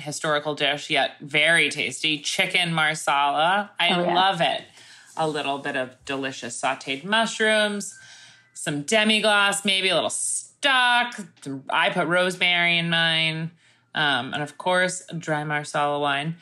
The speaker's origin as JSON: {"language": "English", "area": "Crab Meadow Beach", "region": "New York", "country": "United States", "tie": "born or raised there", "said": "Crab Meadow Beach, which is this like little beach in my hometown."}